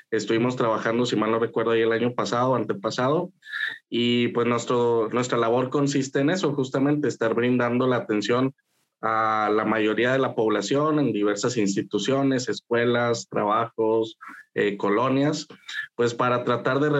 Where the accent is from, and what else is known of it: Saltillo, Coahuila, Mexico; born or raised there